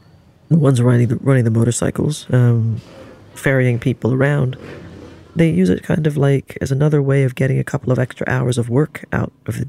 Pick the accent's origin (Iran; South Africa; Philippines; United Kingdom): Philippines; born there; As a Filipino who was born into a certain type of privilege within the Philippines, in a gated community which is relatively safe